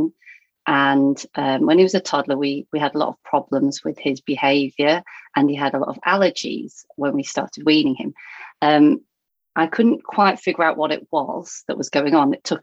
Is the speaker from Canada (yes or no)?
no; Thornton, North West England, United Kingdom; now in Baldock, United Kingdom; I grew up up north in Lancashire near Blackpool. So most people have heard of Blackpool, but I came from a small town called Thornton.